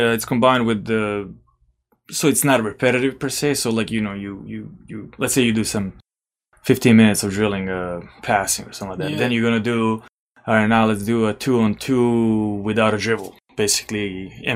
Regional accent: Belgrade, Serbia; moved away; I'll speak for Belgrade, for my hometown

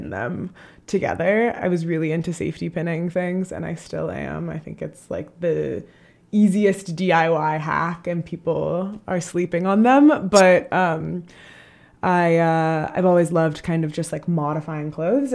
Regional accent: Chicago, Illinois, United States; I'm from Chicago

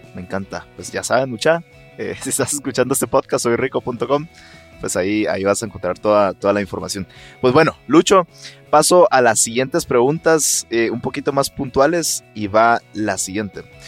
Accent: Guatemala

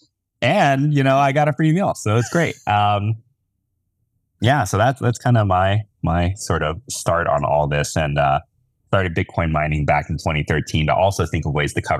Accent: Tennessee, United States; I grew up in Tennessee.

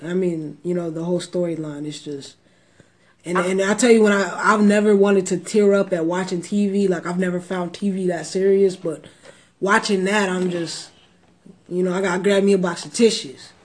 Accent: Texas, United States; I'm from Texas

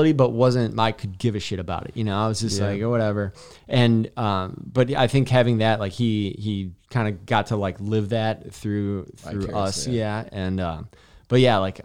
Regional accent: Milwaukee, Wisconsin, United States; growing up in Milwaukee

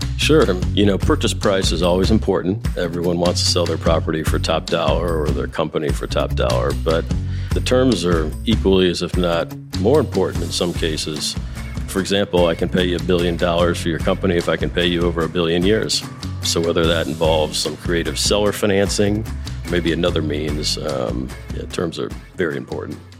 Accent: Chesterfield, Missouri, United States; I grew up in Chesterfield

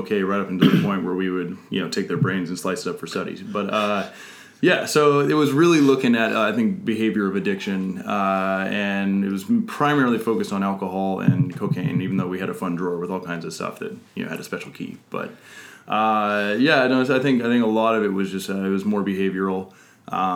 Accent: Truckee, California, United States; moved away; I hail from Lake Tahoe, Truckee, California

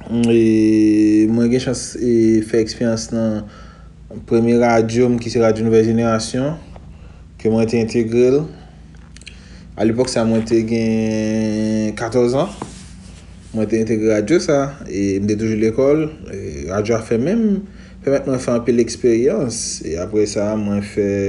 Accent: Haiti; also born or lived in Pétion-Ville; pe Petionville, mwen leve Goumarin. Goumarin se yon toaziyem seksyon komi nan lanka varan, se yon deyo. Mwen konside tepman kon mwen egan deyo.

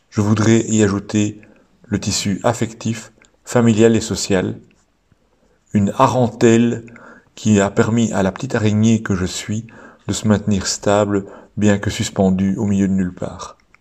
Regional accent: Belgium; chez nous en Belgique

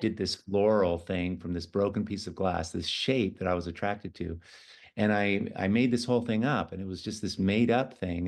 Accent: San Francisco, California, United States; I was born in San Francisco

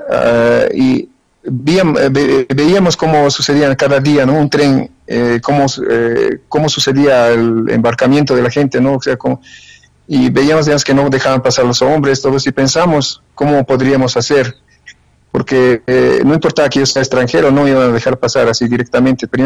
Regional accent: Bolivia; moved away; also born or lived in Ukraine; no obstante de haber estado 32 años allá, eh, no, no cambié mi nacionalidad, no cambié, y, o sea, soy boliviano, boliviano.

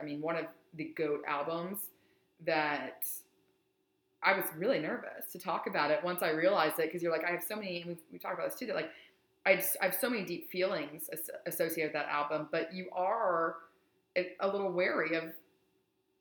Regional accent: East Tennessee, United States; I'm from East Tennessee

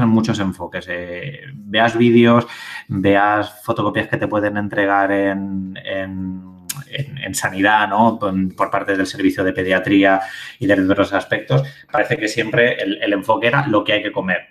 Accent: Albacete, Castilla-La Mancha, Spain; yo hablaré en castellano, eh, que, soy de Albacete

